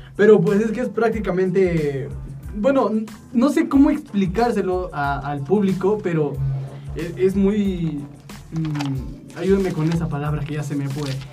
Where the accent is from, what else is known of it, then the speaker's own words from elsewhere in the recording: Mexico; somos los mexicanos